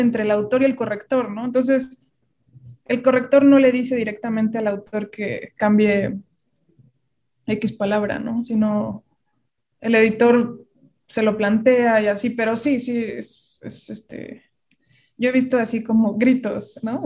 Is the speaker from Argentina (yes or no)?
no; Querétaro, Mexico; moved away as an adult; now in Mexico City, Mexico; yo nací en la Ciudad de México, pero a los cuatro años me fui a vivir a Querétaro. Bueno, me llevaron y, y, y pues crecí allá